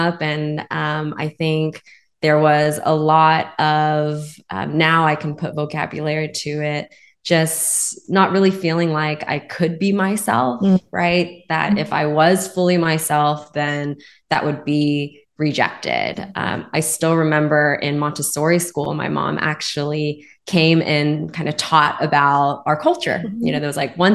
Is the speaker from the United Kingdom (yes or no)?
no; Spring, Texas, United States; grew up in Houston, Texas. However, I grew up kind of in the northern outskirts of Houston, called Spring, Texas